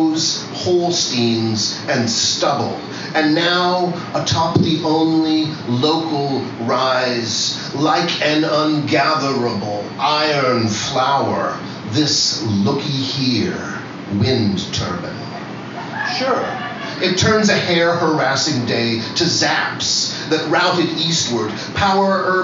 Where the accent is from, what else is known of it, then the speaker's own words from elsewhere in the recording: New York, United States; also born or lived in Fresno, California; I'm a New Yorker.